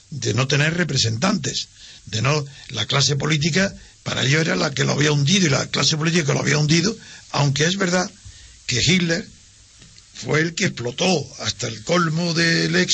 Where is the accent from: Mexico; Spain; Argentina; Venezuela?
Spain; como españoles